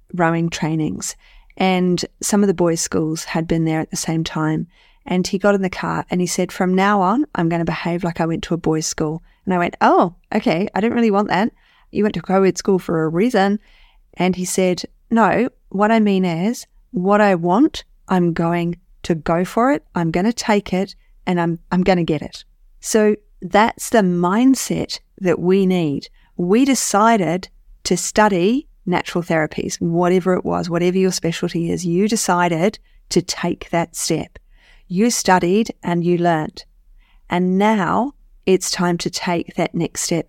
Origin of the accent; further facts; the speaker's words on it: New Zealand; being a New Zealander